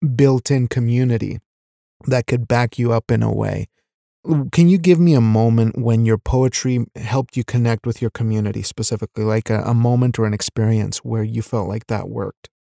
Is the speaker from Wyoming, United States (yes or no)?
yes; Wyoming, United States; also born or lived in Mexico; I'm a Mexican raised in Wyoming. So we moved from Mexico when I was ten years old